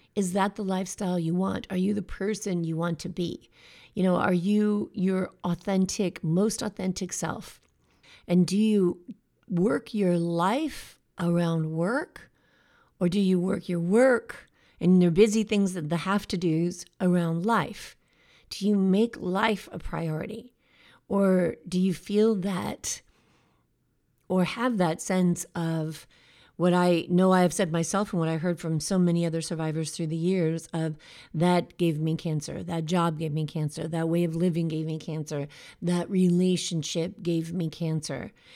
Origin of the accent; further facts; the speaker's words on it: United States; here in America